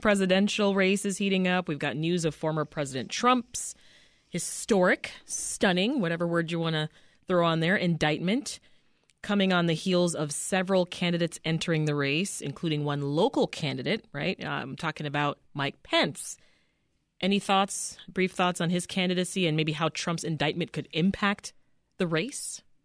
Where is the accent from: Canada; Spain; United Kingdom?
Canada; now in Chicago, United States; my hometown, Canada